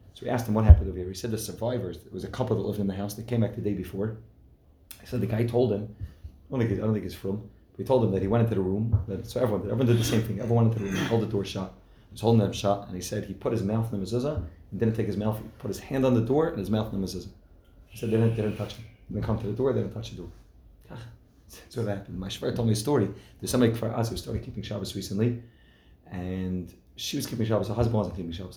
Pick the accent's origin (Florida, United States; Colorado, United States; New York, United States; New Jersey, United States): New Jersey, United States; I'm from New Jersey